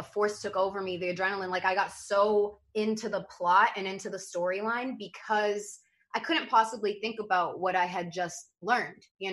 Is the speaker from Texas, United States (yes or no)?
no; Brooklyn, New York, United States; growing up in Brooklyn